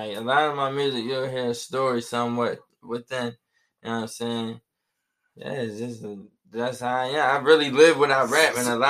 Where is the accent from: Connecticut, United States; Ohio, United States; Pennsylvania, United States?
Pennsylvania, United States; Philadelphia; Growing up in Philly